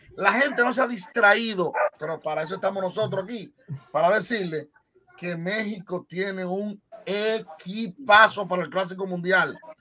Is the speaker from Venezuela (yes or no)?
no; Dominican Republic; en nuestro país, en mi país